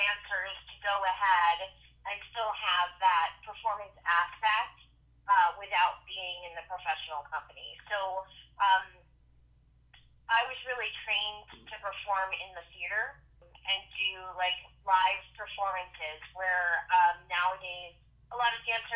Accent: South Florida, United States; also born or lived in Oceanside, New York; Originally, I was born in Oceanside, New York. And I started, school and my love of art in New York on Long Island. And when I was about 7 years old, my father, who had worked for Eastern Airlines, in kind of upper management, was offered a relocation benefit to come here to Florida.

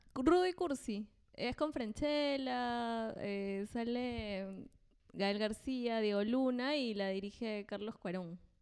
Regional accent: Chiclayo, Lambayeque, Peru; Yo por eso soy de Ciclón, porque nací en Chiclayo

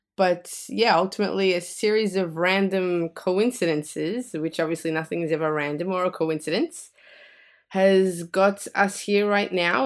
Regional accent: Australia; accent: Australian; moved away as an adult; My family are from Italy, but I was born and raised in Australia

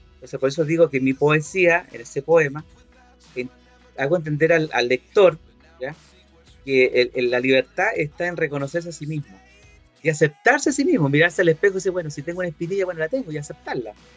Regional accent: Valparaíso, Chile; En mi país, por ejemplo, en esta región de Valparaíso

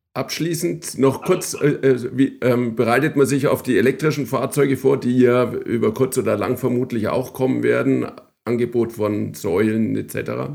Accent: Bavaria, Germany; Ich als äh, Franke

